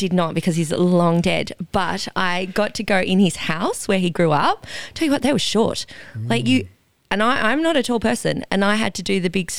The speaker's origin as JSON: {"language": "English", "country": "Australia", "also_born_or_lived": "England", "moved": "as an adult", "said": "I was the only Aussie in the village."}